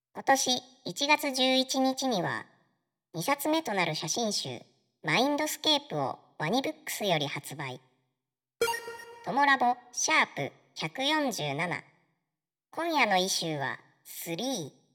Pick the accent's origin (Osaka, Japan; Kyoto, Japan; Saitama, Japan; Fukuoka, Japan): Fukuoka, Japan; 私福岡なんですけど